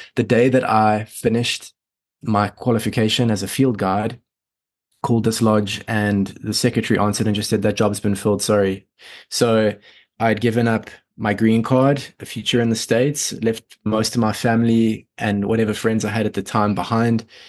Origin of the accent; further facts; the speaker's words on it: Sabie, Mpumalanga, South Africa; also born or lived in Johannesburg, South Africa; So I was born and raised there until I was seven. And then my parents decided to get out of the rat race, out of the city. And we moved to a very small forestry town called Sabi